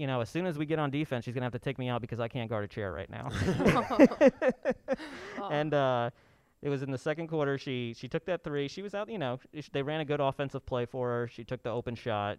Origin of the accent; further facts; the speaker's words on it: New York, United States; I grew up in New York